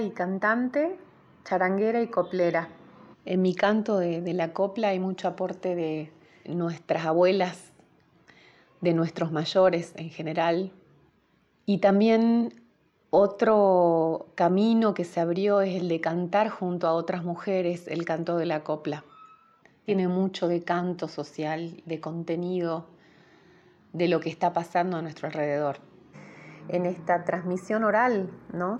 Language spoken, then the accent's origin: Spanish; Jujuy, Argentina; soy jujeña